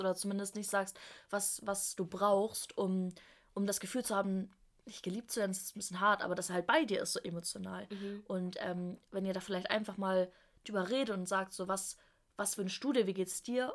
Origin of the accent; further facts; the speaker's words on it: Germany; moved away as an adult; now in Stuttgart, Germany; ich bin von der Nähe von Hamburg nach Stuttgart zum Studieren gezogen